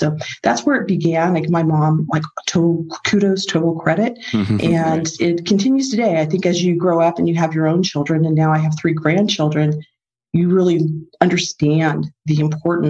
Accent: Mexico; now in United States; my family growing up in Mexico

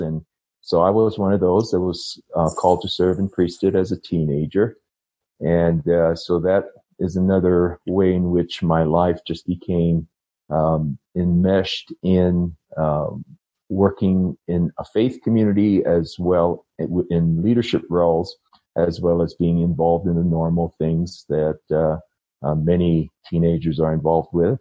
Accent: Hawaii, United States; moved away as an adult; also born or lived in Upland, California / Bakersfield, California; now in Denver, Colorado, United States; growing up in Hawaii uh, as a young priesthood member

